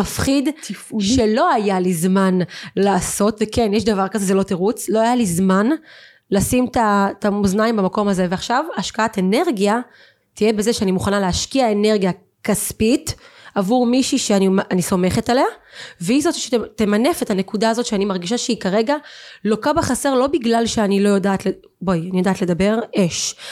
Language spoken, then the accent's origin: Hebrew; Eilat, Southern District, Israel; moved away; also born or lived in Central Israel; אני, אני אילתית, אוקיי? אילתית עיר קטנה, חמה, קטנה